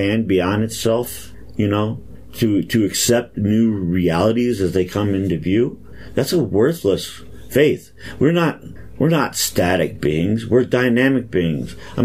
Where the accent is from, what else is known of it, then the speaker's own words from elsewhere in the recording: East Cleveland, Ohio, United States; I was born in East Cleveland